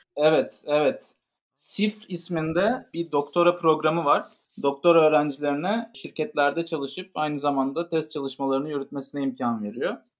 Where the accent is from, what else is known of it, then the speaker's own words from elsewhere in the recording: İzmir, Turkey; moved away as an adult; also born or lived in Istanbul; now in Paris, France; Ben de İzmirliyim ve ilkokul ve liseyi İzmir'de tamamladım.